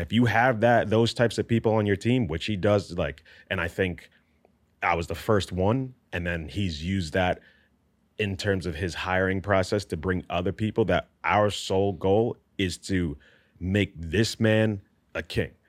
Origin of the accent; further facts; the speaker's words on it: New York, United States; I grew up in New York in not the best neighborhood